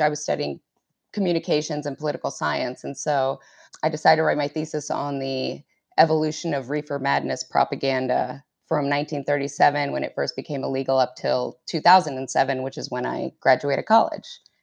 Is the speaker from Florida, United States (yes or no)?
no; Arlington, Virginia, United States; I grew up in Arlington, Virginia, um, which is right across the river from Washington, D C